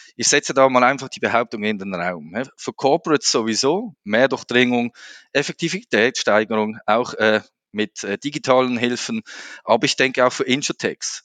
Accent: Switzerland; Als Schweizer, ihr kennt das, wir sind da immer ein bisschen langsamer im Sprechen

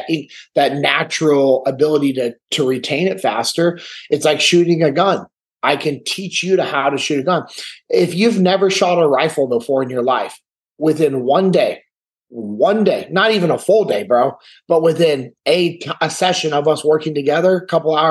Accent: Sacramento, California, United States; I'm originally from Sacramento, California, born and raised in the same house that my dad grew up

